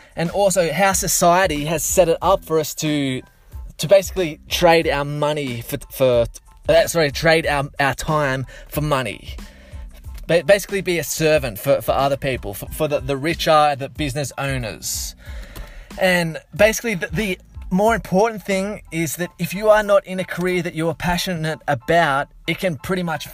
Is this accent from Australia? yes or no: yes; Blue Mountains, Sydney, New South Wales, Australia; growing up around the Blue Mountains in Sydney